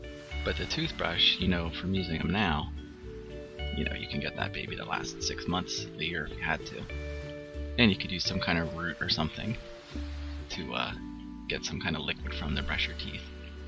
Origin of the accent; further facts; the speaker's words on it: United States; Now, I'm American